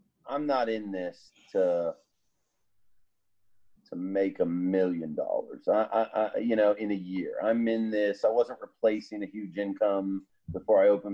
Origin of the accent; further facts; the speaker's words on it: Pennsylvania, United States; now in Virginia, United States; I'm a Yankee, you know, I'm from Pennsylvania